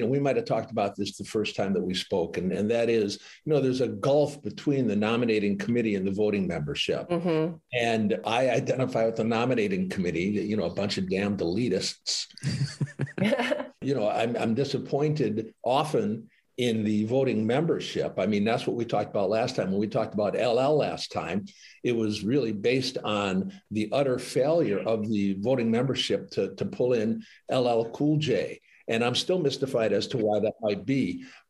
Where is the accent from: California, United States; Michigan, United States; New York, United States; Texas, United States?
Michigan, United States; Detroit; born or raised there